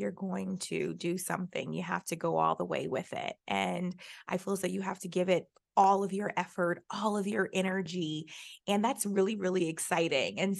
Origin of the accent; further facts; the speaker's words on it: Jacksonville, Florida, United States; I went right here to University of Central Florida. I came from Jacksonville.